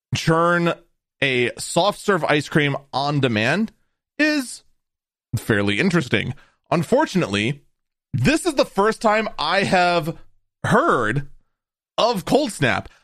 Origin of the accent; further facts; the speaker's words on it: Wisconsin, United States; I'm from Wisconsin